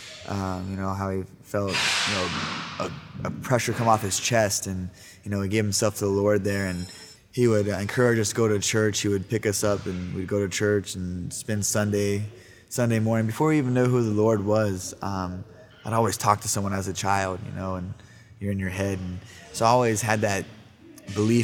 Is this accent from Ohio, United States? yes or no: yes; Yorkville and Dennison, Ohio, United States; also born or lived in Sacramento, California; Growing up in Yorksville and Denison, Ohio